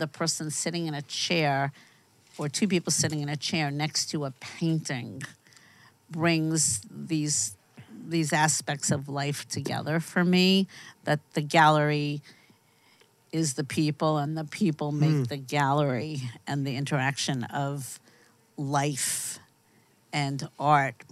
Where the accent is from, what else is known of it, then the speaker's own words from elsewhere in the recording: New York, United States; now in Los Angeles, United States; I grew up in New York